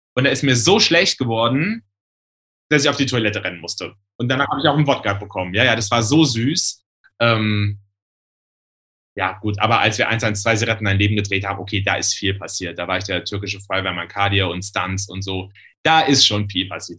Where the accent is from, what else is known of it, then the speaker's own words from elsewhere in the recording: Germany; Da, also komme ich her, also sieben Kilometer weiter im Westerwald